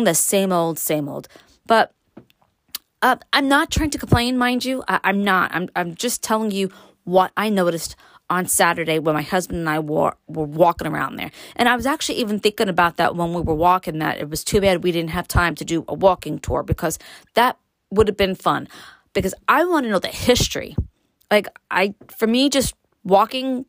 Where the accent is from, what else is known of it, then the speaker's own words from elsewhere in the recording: New York City, New York, United States; I was born and raised in Brooklyn